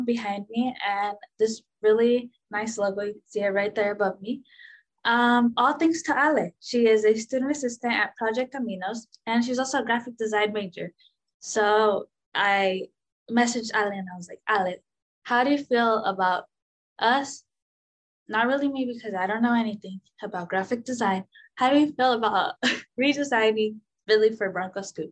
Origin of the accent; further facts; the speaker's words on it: Lindsay, California, United States; Originally from this really small town with less than 14,000 people